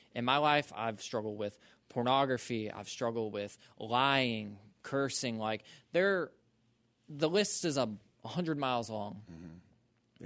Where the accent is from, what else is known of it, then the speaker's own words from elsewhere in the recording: Social Circle, Georgia, United States; I'm from Social Circle, Georgia